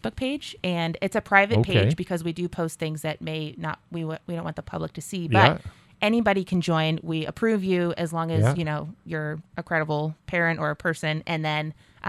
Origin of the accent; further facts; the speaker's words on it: Nashua, New Hampshire, United States; I'm from Nashua. I was born and raised here.